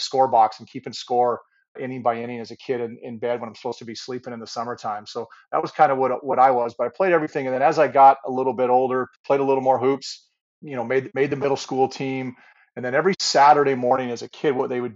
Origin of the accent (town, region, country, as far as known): Ferndale, Washington, United States; born or raised there; moved away as an adult; also born or lived in San Diego, California; now in British Columbia, Canada